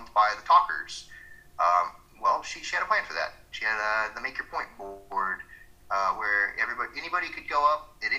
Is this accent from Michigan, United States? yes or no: no; Georgia, United States; where I come from in Georgia